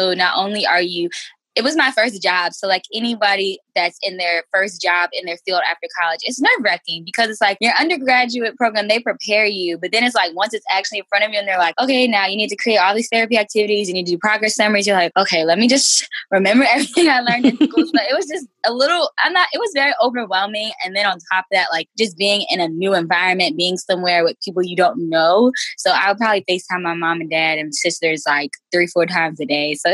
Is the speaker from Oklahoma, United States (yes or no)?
no; New Jersey, United States; also born or lived in Washington / Massachusetts / Maryland; I'm from Jersey, grew up, born and raised here.